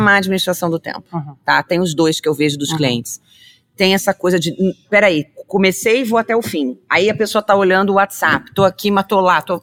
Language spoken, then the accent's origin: Portuguese; Rio de Janeiro, Brazil; eu sou carioca, descendente de italianos e poloneses.